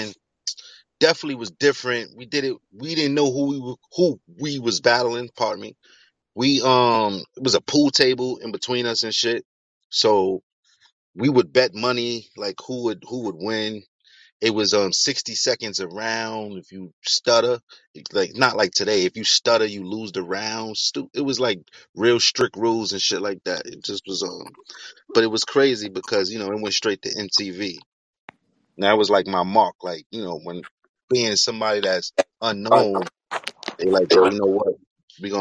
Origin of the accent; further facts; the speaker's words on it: New York City, New York, United States; I'm from Harlem